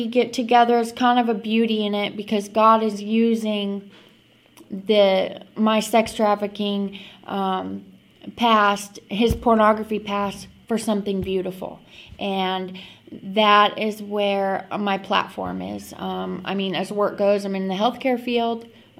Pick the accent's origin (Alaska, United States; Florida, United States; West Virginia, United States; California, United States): Alaska, United States; I grew up in Alaska